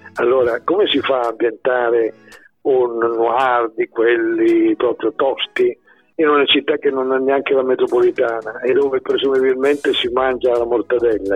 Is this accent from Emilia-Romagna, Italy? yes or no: yes; Bologna, Emilia-Romagna, Italy; io sono nato a Bologna, ho sempre vissuto a Bologna e spero di continuare a vivere sempre a Bologna